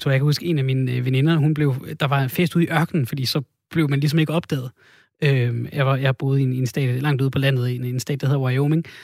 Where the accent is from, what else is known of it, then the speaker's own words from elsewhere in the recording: Odense, Southern Denmark, Denmark; Du er fra, du er fra Odense? Jeg er fra Odense.